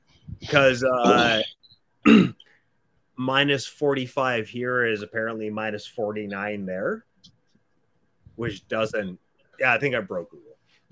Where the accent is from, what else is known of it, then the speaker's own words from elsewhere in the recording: Canada; I'm Canadian first and foremost.